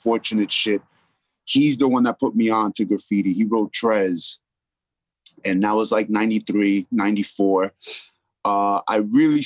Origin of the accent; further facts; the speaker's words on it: Yonkers, New York, United States; moved away; also born or lived in Puerto Rico / Bronx; I grew up in Yonkers. That's where I lived after I moved from Puerto Rico when I was younger